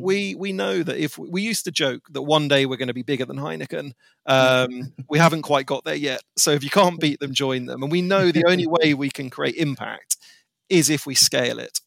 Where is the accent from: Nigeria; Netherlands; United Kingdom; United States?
United Kingdom; as a Brit